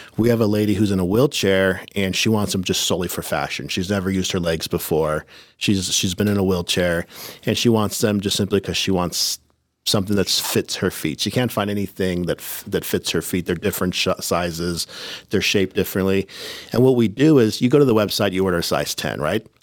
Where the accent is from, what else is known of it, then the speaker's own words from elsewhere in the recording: Oceanside, California, United States; growing up in Oceanside, it was like a tough neighborhood